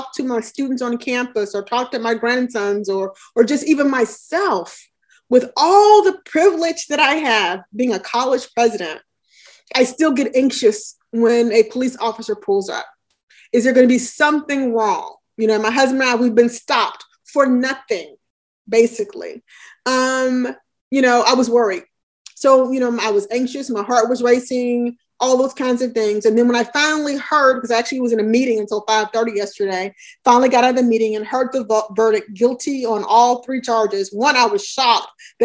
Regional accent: Alabama, United States; moved away as an adult; now in New Jersey, United States; I grew up in Alabama during the Civil Rights Movement

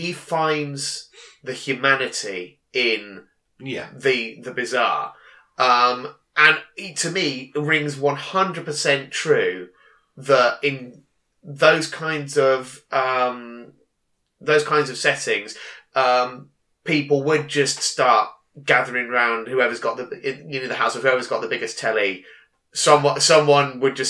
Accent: Daventry, East Midlands, United Kingdom; I grew up in Daventry.

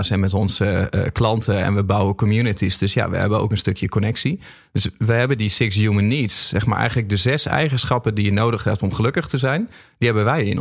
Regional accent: Groningen, Netherlands; ben een Groninger.

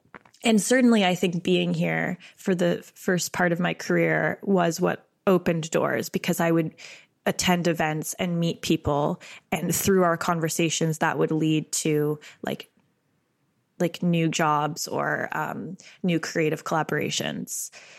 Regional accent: Canada; As a Canadian, is New York sort of like a star in our eye?

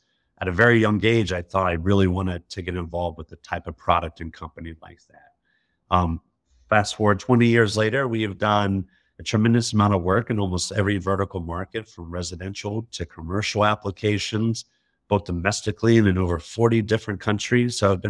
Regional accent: Alabama, United States; You know, I'm from Alabama originally in the South. I went to Auburn University.

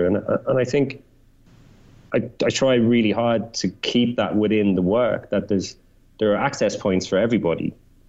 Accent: Ireland; being Irish, like I grew up on that kind of Joycean intertextuality

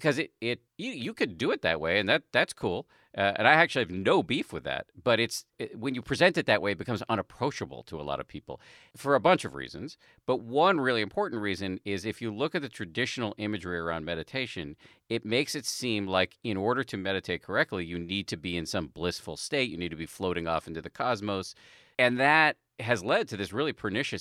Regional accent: Massachusetts, United States; I grew up in the People's Republic of Massachusetts

